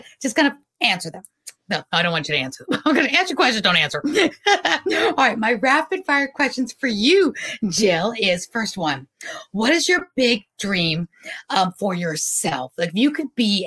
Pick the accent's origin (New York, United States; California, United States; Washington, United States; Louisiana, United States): New York, United States; New York City; Growing up in New York City, I was at the Roxy roller rink